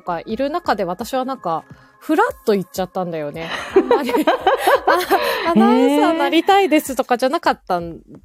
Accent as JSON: {"language": "Japanese", "region": "Kyushu", "country": "Japan", "tie": "born or raised there", "also_born_or_lived": "Kanto", "moved": "yes", "said": "私九州出身なんだけど"}